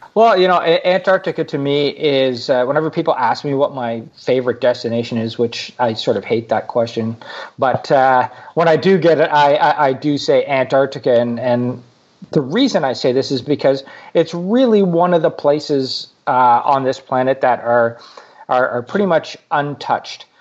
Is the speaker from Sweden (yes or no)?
no; Canada; I'm from Canada